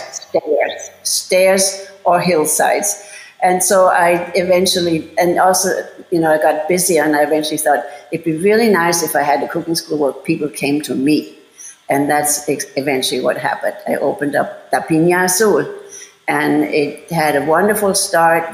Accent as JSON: {"language": "English", "region": "Bavaria", "country": "Germany", "also_born_or_lived": "Los Angeles / Chicago", "moved": "as an adult", "said": "I'm from Bavaria and we have horrible winters."}